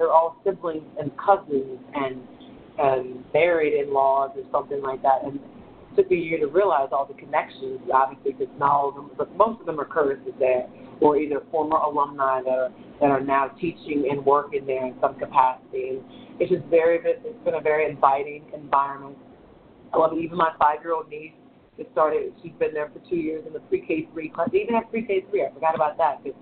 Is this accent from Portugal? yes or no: no; New Orleans, Louisiana, United States; I'm from New Orleans